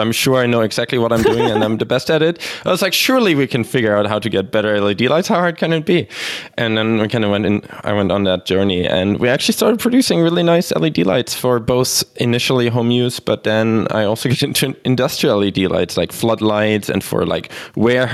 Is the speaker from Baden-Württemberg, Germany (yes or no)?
no; Berlin, Germany; also born or lived in Sweden / Australia; now in Vancouver, Canada; I'm originally from Germany, born in Berlin, but as we went through, spent time in Sweden and Australia, and now being in Vancouver